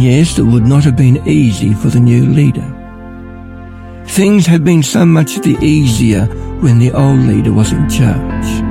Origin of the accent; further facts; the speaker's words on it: Ballarat, Victoria, Australia; I'm from Ballarat